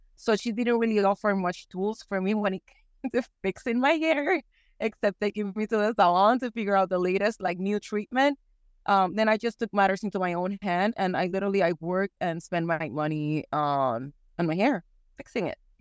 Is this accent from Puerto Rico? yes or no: yes; Puerto Rico; moved away as an adult; also born or lived in Houston, Texas; now in East Texas, United States; I was born and raised in Puerto Rico, and for the last, it's gonna be fifteen years, I've been living in the great state of Texas.